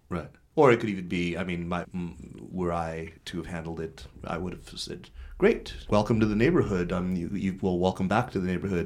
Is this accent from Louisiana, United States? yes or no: no; southern Arizona, United States; moved away as an adult; now in China; I grew up in Arizona. I spent, you know, ages twelve to eighteen